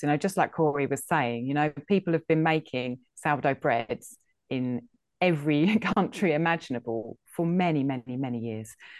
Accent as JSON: {"language": "English", "region": "England", "country": "United Kingdom", "said": "I think I'm English. I'm from Britain"}